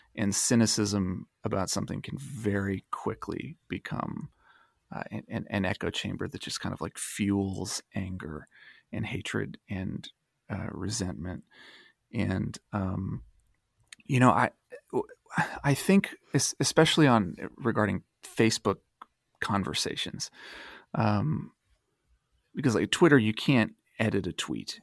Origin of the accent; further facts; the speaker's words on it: Dayton, Ohio, United States; moved away; I was born and raised in Dayton, Ohio, and I live there again